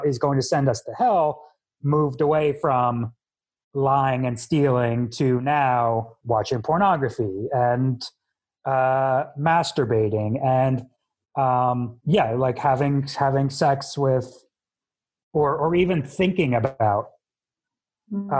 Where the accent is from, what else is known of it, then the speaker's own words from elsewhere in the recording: Elizabeth, New Jersey, United States; I was born in Elizabeth General Hospital in New Jersey